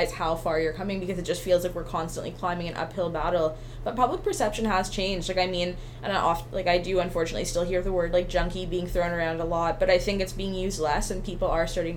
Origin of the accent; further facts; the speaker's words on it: Richmond, British Columbia, Canada; I grew up right out in Richmond, you know, so I was a small town kid